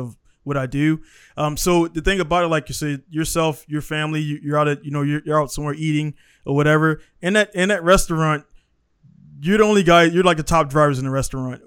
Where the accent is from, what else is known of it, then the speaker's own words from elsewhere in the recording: Baltimore, Maryland, United States; moved away as an adult; now in Japan; I come from Baltimore City. Uh, Baltimore City schools, public systems